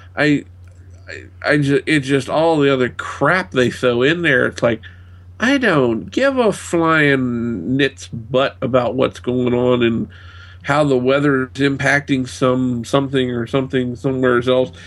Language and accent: English; United States; being an American